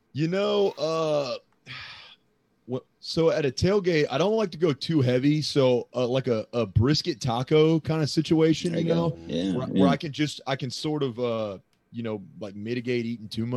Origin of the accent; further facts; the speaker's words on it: Friendswood, Texas, United States; moved away; I'm from Friendswood originally.